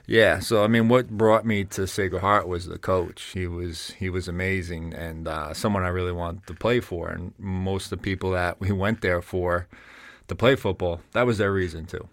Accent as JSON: {"language": "English", "area": "Bergen County", "region": "New Jersey", "country": "United States", "tie": "born or raised there", "accent": "Jersey", "moved": "as an adult", "said": "growing up in New Jersey, moving up to here"}